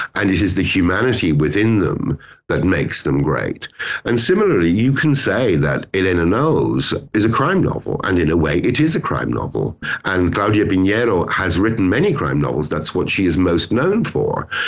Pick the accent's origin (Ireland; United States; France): Ireland; also born or lived in Britain; now in United Kingdom; I'm Irish.